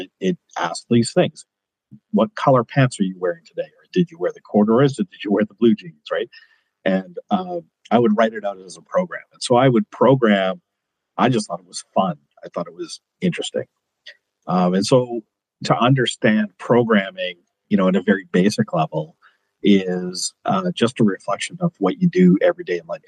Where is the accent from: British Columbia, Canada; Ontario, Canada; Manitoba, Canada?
British Columbia, Canada; Kelowna; also born or lived in Edmonton, Alberta; I currently reside in Kelowna, British Columbia. It's where I grew up, even though I was born in Edmonton